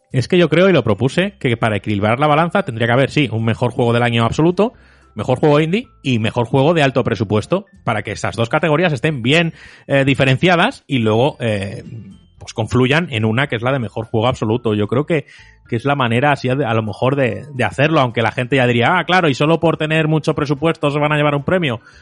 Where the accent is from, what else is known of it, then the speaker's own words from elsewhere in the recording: Móstoles, Community of Madrid, Spain; yo crecí en Móstoles